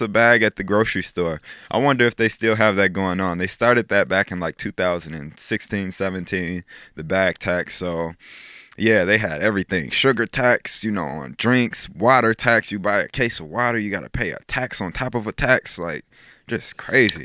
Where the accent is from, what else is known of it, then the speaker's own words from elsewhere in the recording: Chicago, Illinois, United States; moved away as an adult; now in South Dakota, United States; I love my hometown. It was awesome growing up in Chicago.